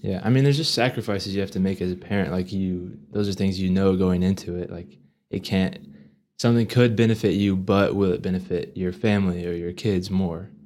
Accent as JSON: {"language": "English", "town": "Amarillo", "region": "Texas", "country": "United States", "tie": "born or raised there", "said": "growing up in Amarillo"}